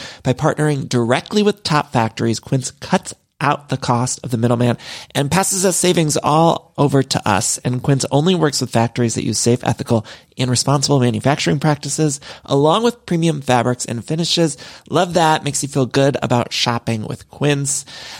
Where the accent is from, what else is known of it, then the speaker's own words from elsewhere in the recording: Midwest, United States; now in Los Angeles, United States; y'all know I'm from the Midwest, but I've lived in California for so long, and I truly do love it here in LA.